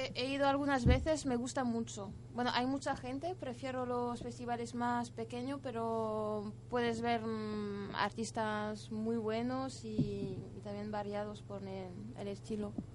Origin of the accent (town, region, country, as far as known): France; Spanish is a second language; now in Spain